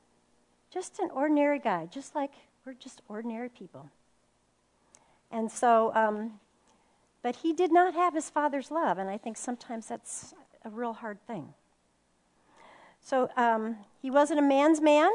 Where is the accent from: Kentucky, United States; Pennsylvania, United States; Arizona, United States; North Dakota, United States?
Arizona, United States; Phoenix; I'm from Phoenix, Arizona